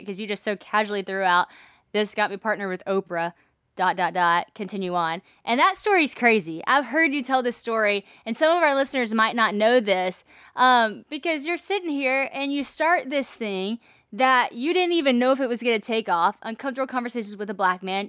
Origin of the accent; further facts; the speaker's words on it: Monroe, Louisiana, United States; right here in my hometown, Monroe, Louisiana